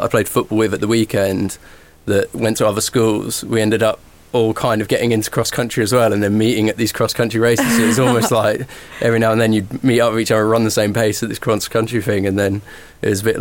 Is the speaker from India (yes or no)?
no; Norwich, East of England, United Kingdom; where I grew up in Norfolk, Norwich